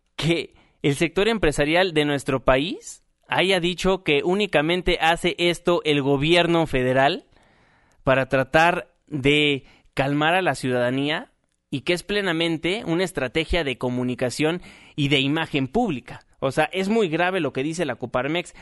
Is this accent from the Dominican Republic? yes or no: no; Mexico; como mexicanos